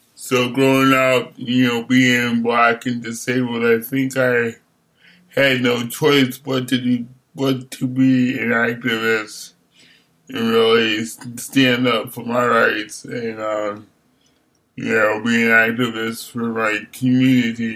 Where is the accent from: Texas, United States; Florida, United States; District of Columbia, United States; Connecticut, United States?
Connecticut, United States; Hartford; moved away as an adult; also born or lived in Buffalo, New York / New York City / Pontiac, Michigan; now in Berkeley, United States; I lived and grew up in Hartford, Connecticut, and um, New York City